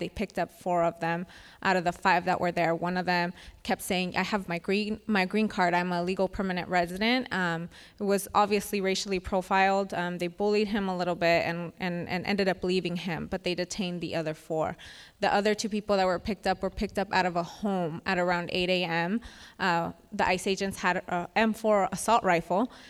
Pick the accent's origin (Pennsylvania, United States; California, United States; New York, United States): California, United States; Winton; I'm from Winton, California, which is a small town in Merced County